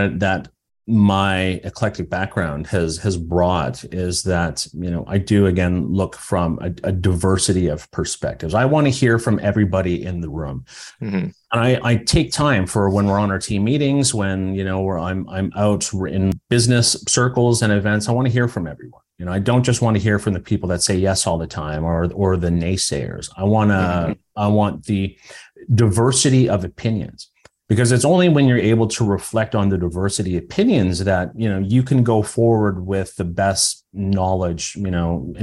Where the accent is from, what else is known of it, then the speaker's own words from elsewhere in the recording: Saugeen First Nation, Ontario, Canada; I'm from Saugeen First Nation